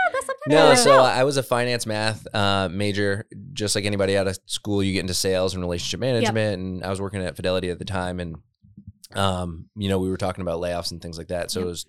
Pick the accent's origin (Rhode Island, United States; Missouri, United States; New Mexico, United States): Rhode Island, United States; North Kingstown; I'm from North Kingstown.